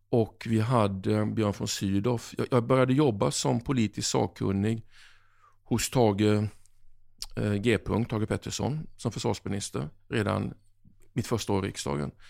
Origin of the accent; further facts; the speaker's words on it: Oskarshamn, Kalmar County, Sweden; Eh, jag kom från Oskarshamn. Helt plötsligt så var jag under Kristallkronorna 94 och jag kände mig verkligen som en främling.